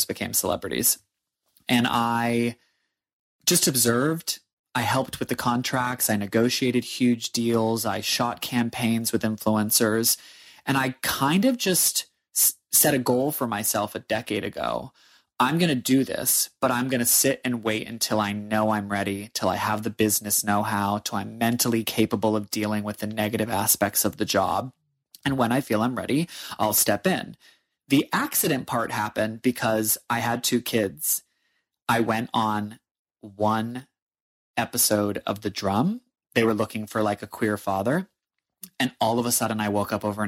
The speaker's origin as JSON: {"language": "English", "region": "New Hampshire", "country": "United States", "tie": "born or raised there", "also_born_or_lived": "New York City", "moved": "as an adult", "lives_now": "Australia", "said": "I am born and bred in the state of New Hampshire in the United States"}